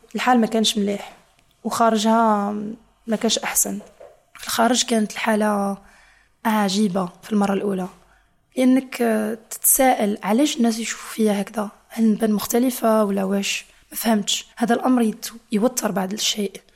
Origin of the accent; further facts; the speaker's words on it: Niamey, Niger; moved away as an adult; now in Biskra, Algeria; كبرت في حي اسمه بوكوكي